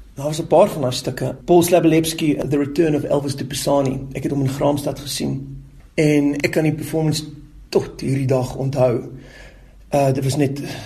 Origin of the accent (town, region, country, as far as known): South Africa